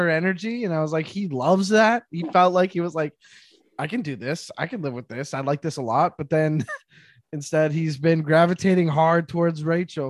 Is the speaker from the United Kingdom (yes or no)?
no; Canada; I'm Canadian